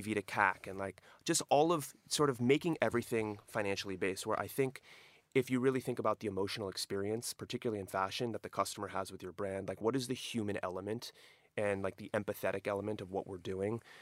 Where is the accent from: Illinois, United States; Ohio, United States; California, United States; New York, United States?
California, United States; Southern; also born or lived in Europe; Growing up in Southern California, this is, these were my roots